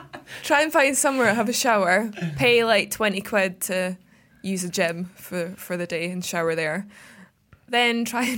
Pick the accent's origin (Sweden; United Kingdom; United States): United Kingdom; Scotland; I'm Scottish